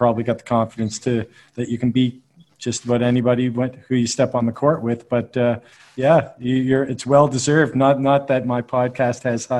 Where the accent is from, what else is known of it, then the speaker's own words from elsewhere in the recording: Canada; Well, I'm Canadian as well, right?